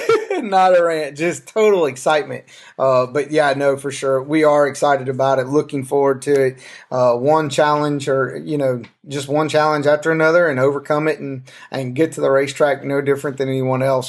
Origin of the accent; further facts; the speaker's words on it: the South, United States; I'm from the South